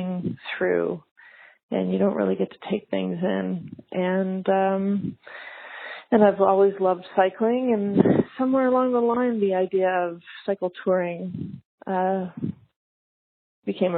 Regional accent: Canada; moved away as an adult; now in United States; I am from Canada.

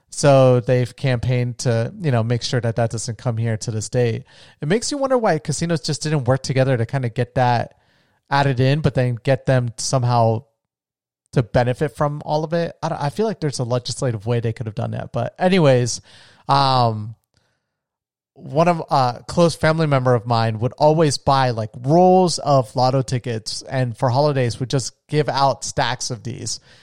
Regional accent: Florida, United States; the area I grew up in in Florida

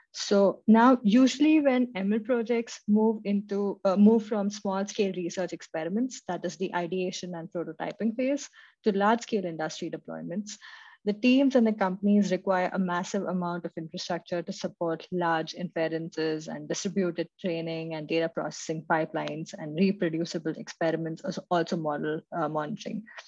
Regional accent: Mumbai, Maharashtra, India; moved away as an adult; now in Munich, Germany; I'm currently in Munich, Germany, where I've been living for the last three years, but I'm originally from India, Mumbai.

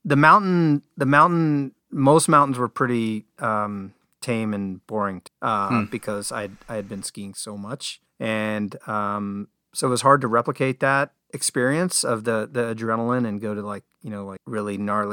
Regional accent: California, United States; Yeah, I loved baseball growing up. I grew up just outside Oakland. I would go watch the A's.

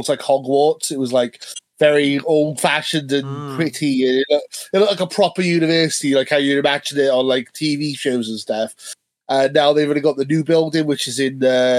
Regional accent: Wales, United Kingdom; I am Welsh

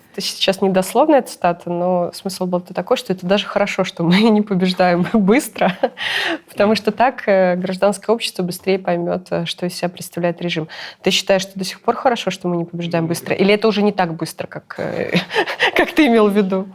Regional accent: Belarus; moved away as an adult; also born or lived in Kyiv, Ukraine; мы все белорусы

